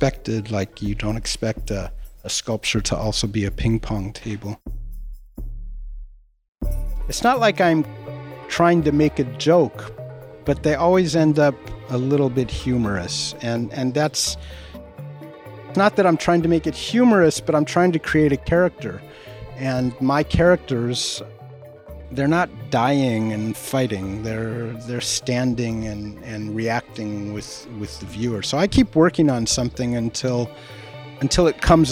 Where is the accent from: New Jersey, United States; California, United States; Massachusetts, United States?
California, United States; Los Angeles; moved away as an adult; also born or lived in Chicago / Santa Cruz; now in Pietrasanta, Italy; I grew up in Los Angeles